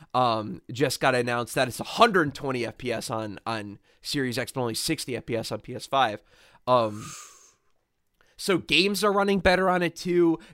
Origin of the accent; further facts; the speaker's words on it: United States; as an American